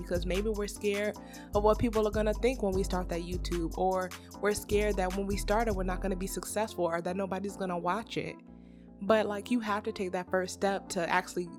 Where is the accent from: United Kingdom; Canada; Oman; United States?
United States; Virginia; moved away as an adult; now in Georgia, United States; me and my husband live in Georgia, but we're from Virginia. So we always go home